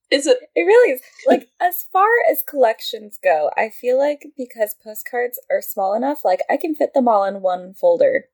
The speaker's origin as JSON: {"language": "English", "region": "California", "country": "United States", "also_born_or_lived": "Edinburgh", "said": "I'm from California"}